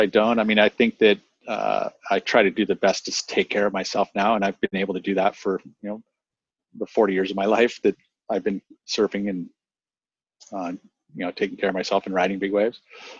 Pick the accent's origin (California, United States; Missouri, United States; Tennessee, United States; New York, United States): California, United States; La Selva Beach; I mean, with the beach breaks, like where I grew up in La Selva, which is just south of town here, we got that rain going.